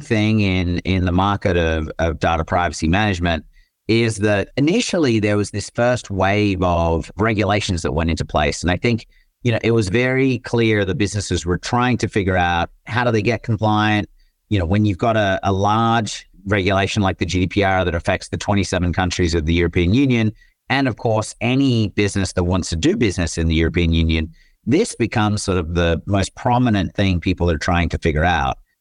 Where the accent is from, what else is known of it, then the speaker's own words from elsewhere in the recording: Australia; moved away as an adult; also born or lived in Michigan / Netherlands / Germany / Japan; now in San Francisco, United States; I grew up in Australia, as folks will probably figure out throughout the episode, but now reside in San Francisco